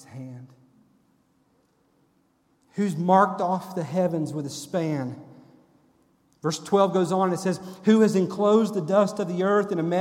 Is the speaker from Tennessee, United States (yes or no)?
yes; Sevierville, Tennessee, United States; when I was a teenager growing up in Sevierville at First Baptist Church